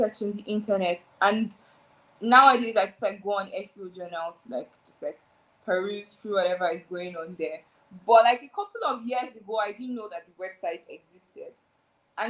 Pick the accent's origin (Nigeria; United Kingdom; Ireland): Nigeria; I'm Nigerian, and I'm Yoruba